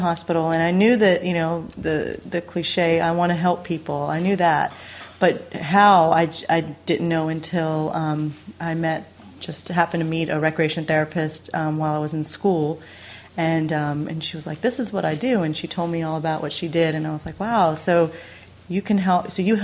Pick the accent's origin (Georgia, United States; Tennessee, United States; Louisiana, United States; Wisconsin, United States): Georgia, United States; moved away as an adult; also born or lived in New York City, United States; now in California, United States; I graduated from the University of Georgia, so I'm from Georgia originally, okay. and then lived in New York City for about 6 years